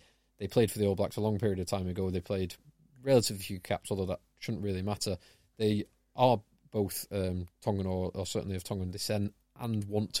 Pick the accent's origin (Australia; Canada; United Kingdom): United Kingdom; England; as an Englishman